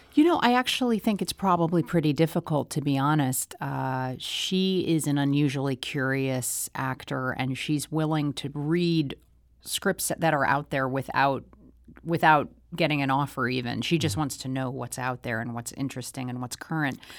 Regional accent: St. Louis, Missouri, United States; growing up in Saint Louis.

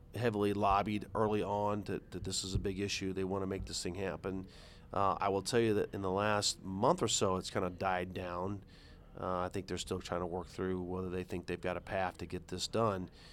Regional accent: St. Charles County, Missouri, United States; also born or lived in St. Louis County, Missouri; I'm not from Saint Louis, I'm from Saint Charles

